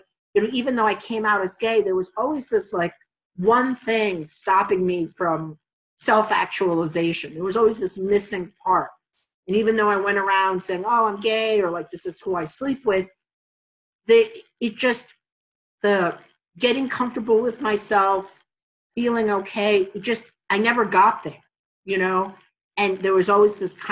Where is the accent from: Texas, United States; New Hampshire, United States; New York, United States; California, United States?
New York, United States; New York City; moved away as an adult; I grew up in Astoria in the late 70s, 80s, and 90s